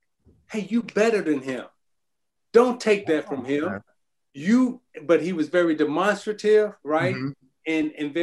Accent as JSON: {"language": "English", "town": "Chicago", "region": "Illinois", "country": "United States", "tie": "born or raised there", "said": "Quinn Buckner, who was all of our heroes growing up in Chicago"}